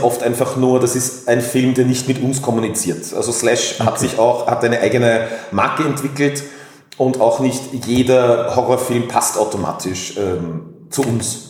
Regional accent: Tyrol, Austria; now in Vienna, Austria; gebürtig in Tirol, äh, dann nach Wien gezogen

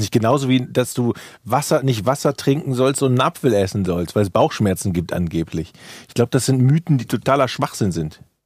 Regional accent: Ratingen, North Rhine-Westphalia, Germany; Ich komme ja aus Rating

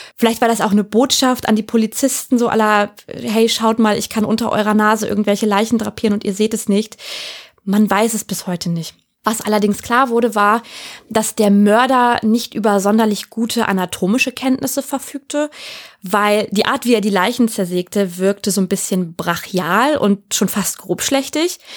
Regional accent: Hanover, Lower Saxony, Germany; nach Hannover, meiner Heimat

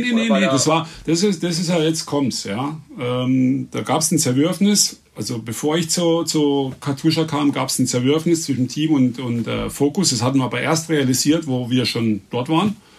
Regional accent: Reute, Baden-Württemberg, Germany; also born or lived in Emmendingen; in meinem Heimatort, in Reute, das ist sechs Kilometer weg von hier

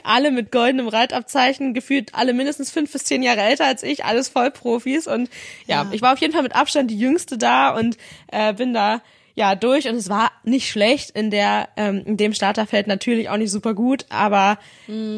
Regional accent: Northern Germany, Germany; für mich als Norddeutsche

